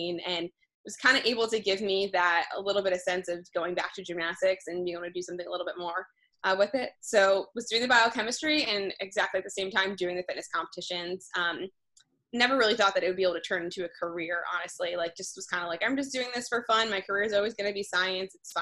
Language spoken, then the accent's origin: English; New Jersey, United States; moved away as an adult; also born or lived in Rhode Island; now in New York City, United States; I grew up in New Jersey